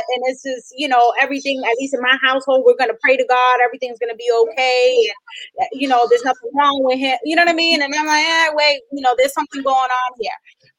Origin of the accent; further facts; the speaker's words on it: Puerto Rico; I'm from Puerto Rico, from the Caribbean